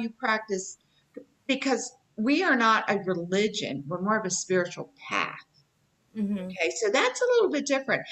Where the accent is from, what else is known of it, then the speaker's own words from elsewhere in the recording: Appalachia, United States; I am from the South. Okay? I am from Appalachia.